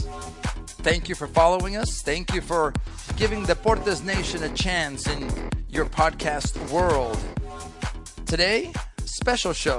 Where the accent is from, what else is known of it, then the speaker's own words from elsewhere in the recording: Mexico; now in United States; I grew up in Mexico when I was younger, way before you were even on this planet. But my mother, American